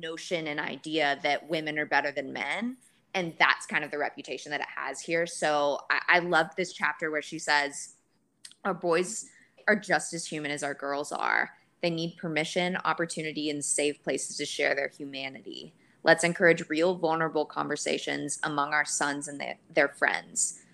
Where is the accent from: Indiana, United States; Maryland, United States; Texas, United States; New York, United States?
Texas, United States; Dallas; moved away as an adult; also born or lived in Los Angeles; I moved from Los Angeles back home to Dallas